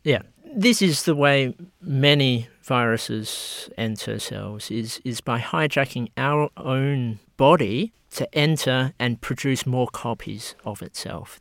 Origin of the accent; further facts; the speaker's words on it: Australia; I was born in Australia